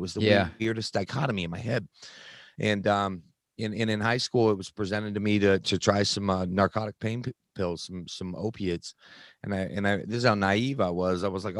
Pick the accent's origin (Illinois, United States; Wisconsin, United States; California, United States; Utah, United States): Utah, United States; I grew up in Utah, in the predominant religion here, which is Mormon.